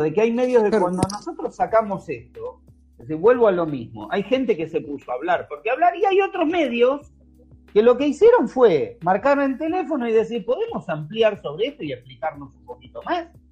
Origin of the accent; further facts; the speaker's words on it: Argentina; yo soy argentino